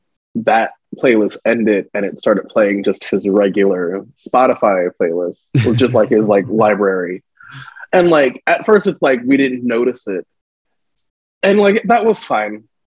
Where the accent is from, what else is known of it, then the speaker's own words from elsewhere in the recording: New Jersey, United States; also born or lived in New York / Philadelphia / Central Pennsylvania / North Carolina; now in Las Vegas, United States; I'm from Jersey, which normally like as I like talk for long times, like my accent will come out because I'm from Jersey